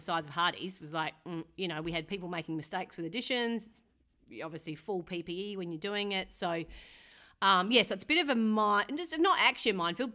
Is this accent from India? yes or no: no; McLaren Vale, South Australia, Australia; moved away as an adult; also born or lived in Clare, South Australia; now in New Zealand; I'm from McLaren Vale, mm-hmm. um, in South Australia